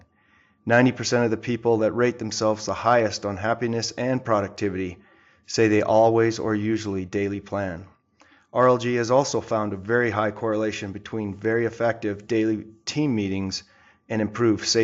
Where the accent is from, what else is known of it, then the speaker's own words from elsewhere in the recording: Edmonton, Alberta, Canada; we were both born in Edmonton, Alberta, Canada